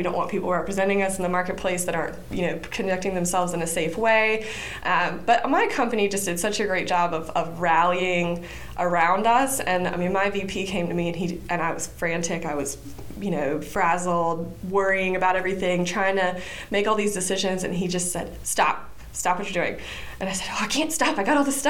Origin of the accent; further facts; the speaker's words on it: Lumberton, North Carolina, United States; moved away as an adult; also born or lived in Texas / New Mexico / Columbia, South Carolina; now in Wilmington, United States; I'm from Lumberton originally